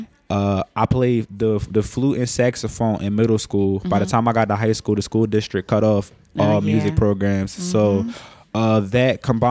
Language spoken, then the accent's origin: English; Philadelphia, Pennsylvania, United States; Born and raised in Philadelphia. Specifically, I was born in a section of Alleny